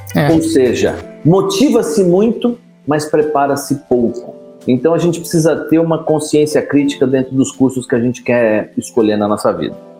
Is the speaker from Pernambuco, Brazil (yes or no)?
no; São Paulo, Brazil; moved away as an adult; now in Ribeirão Preto, Brazil; Eu sou de São Paulo, vim estudar em Ribeirão Preto.